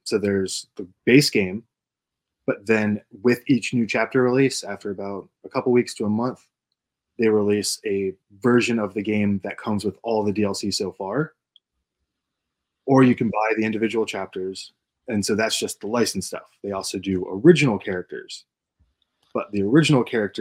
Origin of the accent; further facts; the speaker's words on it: Pennsylvania, United States; I was born in Pennsylvania with a coal breaker, like abandoned one, was behind my house